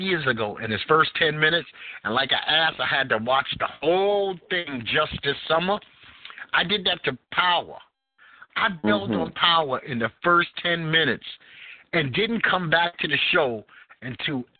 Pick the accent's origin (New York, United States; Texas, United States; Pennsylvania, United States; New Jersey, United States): New York, United States; New York City; moved away; the way that I grew up in Bed-Stuy